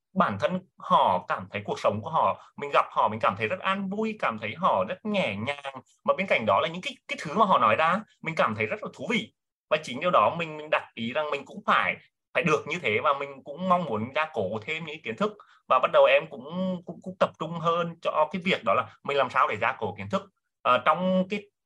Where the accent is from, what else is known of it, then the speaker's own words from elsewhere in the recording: Nghệ An, Vietnam; em đến từ Nghệ An sinh năm 1983